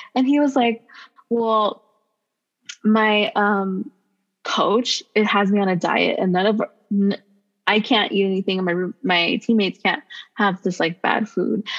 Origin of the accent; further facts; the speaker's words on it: Los Angeles, California, United States; I'm from Los Angeles